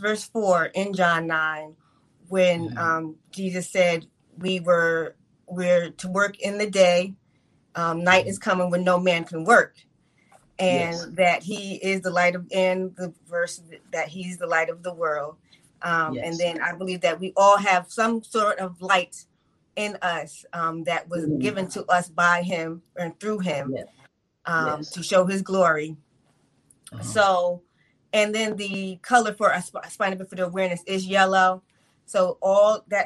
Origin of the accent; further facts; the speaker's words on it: New York, United States; I grew up in New York